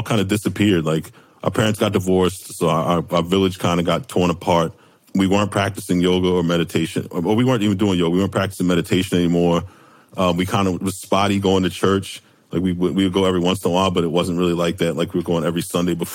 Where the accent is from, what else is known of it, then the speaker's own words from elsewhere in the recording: Baltimore, Maryland, United States; we went to Friends School of Baltimore, which is a Quaker school